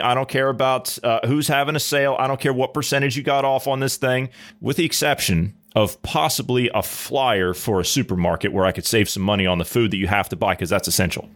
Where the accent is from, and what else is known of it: United States